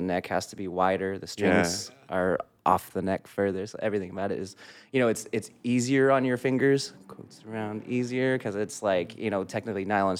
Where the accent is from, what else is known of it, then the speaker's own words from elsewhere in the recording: Newbury Park, California, United States; also born or lived in San Fernando Valley, California; Newbury Park, California. I was born in the Valley, but I was raised mainly in Newbury Park, California.